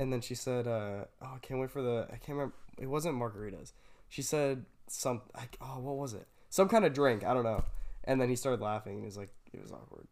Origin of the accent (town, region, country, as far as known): Tualatin, Oregon, United States